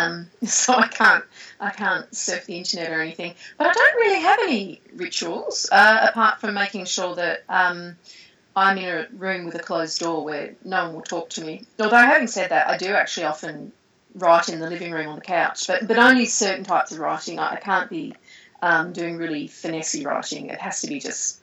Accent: Australia; I'm Australian

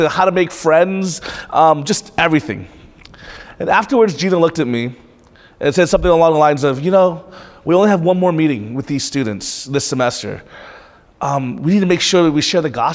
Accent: United States; for most of us who grew up in America

